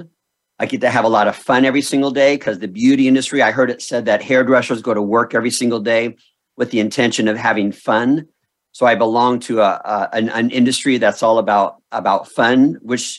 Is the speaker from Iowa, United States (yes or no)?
no; Southern California, United States; moved away as an adult; also born or lived in Utah; I grew up in Southern California